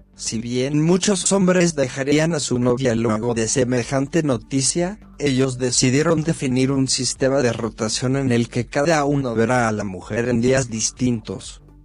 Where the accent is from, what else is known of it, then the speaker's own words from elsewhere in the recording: Dolores, Buenos Aires Province, Argentina; de Dolores